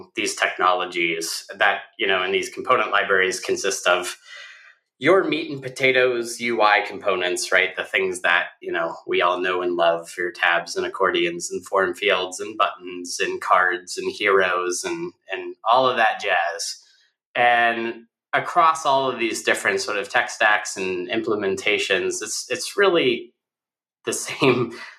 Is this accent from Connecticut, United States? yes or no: no; Oil City, Pennsylvania, United States; now in Pittsburgh, United States; I grew up north of Pittsburgh, a town called Oil City, Pennsylvania